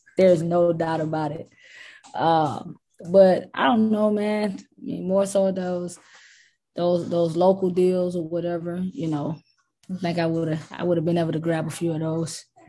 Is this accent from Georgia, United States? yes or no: yes; South Georgia, United States; I'm from South Georgia